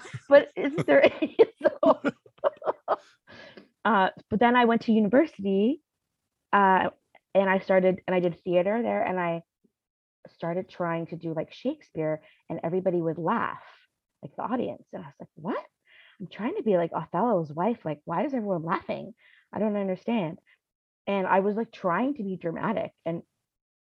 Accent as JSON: {"language": "English", "town": "Ottawa", "region": "Ontario", "country": "Canada", "tie": "born or raised there", "also_born_or_lived": "Toronto", "moved": "yes", "said": "I grew up in Ottawa, and then we moved to Toronto."}